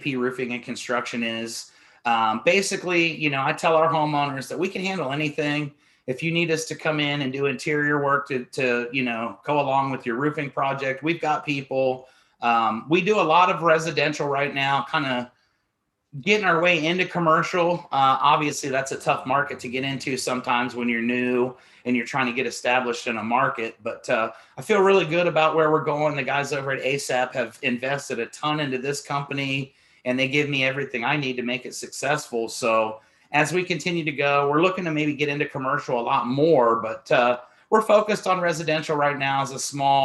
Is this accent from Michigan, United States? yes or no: no; Columbus, Ohio, United States; moved away; I lived in Columbus, Ohio. It's my hometown, born and raised